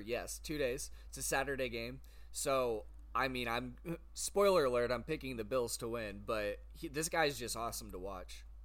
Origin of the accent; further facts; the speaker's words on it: Canton, United States; moved away; up north to Canton to my hometown